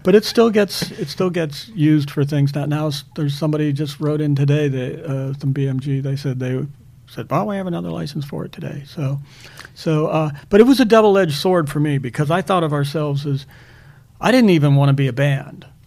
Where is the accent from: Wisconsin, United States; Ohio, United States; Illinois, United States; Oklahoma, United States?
Ohio, United States; Akron; when I was a kid, uh, I'd go into a, a, store in Akron, Ohio